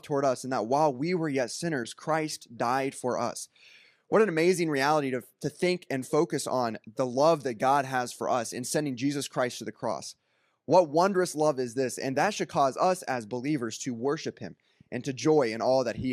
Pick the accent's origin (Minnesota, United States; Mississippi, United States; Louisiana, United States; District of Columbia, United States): Louisiana, United States; Ringgold; I'm from Ringgold, Louisiana